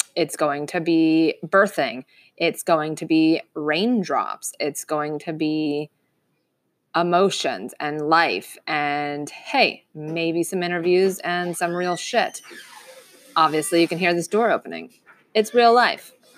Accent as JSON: {"language": "English", "town": "Lighthouse Point", "region": "Florida", "country": "United States", "tie": "born or raised there", "said": "I'm born and raised in Fort, in South Florida. Uh, I grew up in Lighthouse Point"}